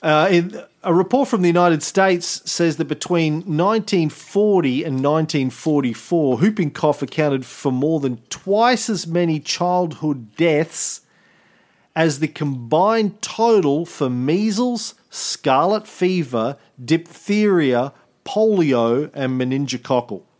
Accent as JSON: {"language": "English", "country": "Australia", "said": "as an Australian"}